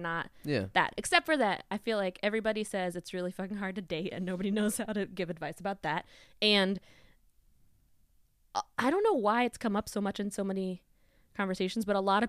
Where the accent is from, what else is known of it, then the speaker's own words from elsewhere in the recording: West Virginia, United States; the road I grew up on in West Virginia